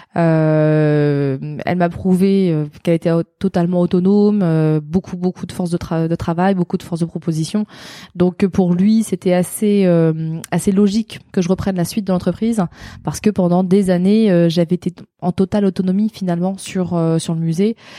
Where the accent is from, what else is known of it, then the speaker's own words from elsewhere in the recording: Alençon, Normandy, France; also born or lived in Caen / Montivilliers; j'ai passé de mes 5 ans à 17 ans euh, dans l'Orne, à côté d'Alençon